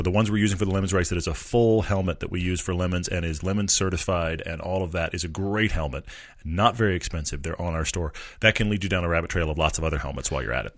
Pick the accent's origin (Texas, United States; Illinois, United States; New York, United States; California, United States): Texas, United States; I come from Texas